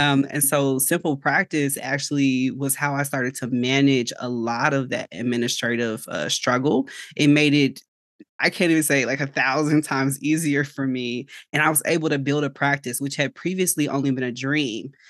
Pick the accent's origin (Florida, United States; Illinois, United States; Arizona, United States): Illinois, United States; Chicago; now in Georgia, United States; I am originally from Chicago, so I'm licensed in Illinois, but I'm currently living in Georgia